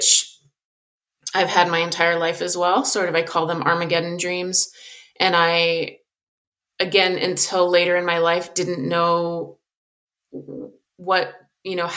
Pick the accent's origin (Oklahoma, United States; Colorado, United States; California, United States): Colorado, United States; Southern; I grew up in Southern Colorado. I live in Colorado now.